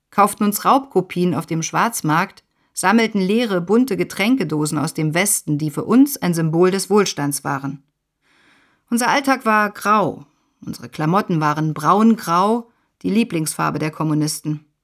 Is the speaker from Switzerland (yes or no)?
no; Poznań, Greater Poland, Poland; Malgorzata, die wir Gosia nennen, Agnieszka und … drei Schulfreundinnen, geboren 1973 in Poznań im kommunistischen Polen. In der Oberschule waren wir unzertrennlich.